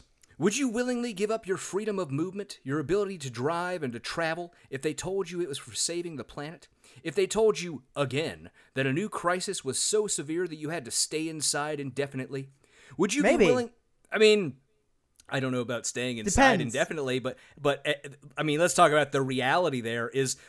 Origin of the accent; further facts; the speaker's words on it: Sacramento, California, United States; I grew up in Sacramento, California. And in fact, I grew up, 20-ish miles outside of Sacramento downtown proper